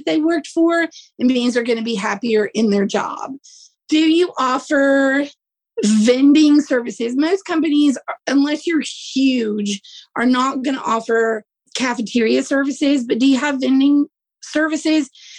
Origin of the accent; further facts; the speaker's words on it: the South, United States; I'm from the South, it's kind of hot here